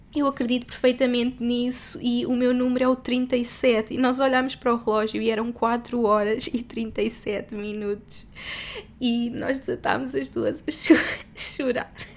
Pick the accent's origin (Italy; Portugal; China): Portugal; moved away as an adult; sou portuguesa